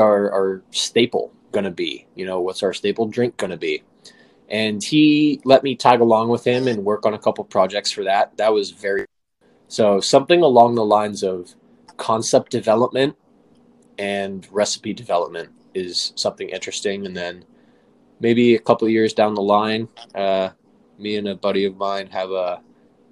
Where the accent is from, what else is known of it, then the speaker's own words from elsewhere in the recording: San Francisco, California, United States; Growing up in San Francisco, I had access to Northern California produce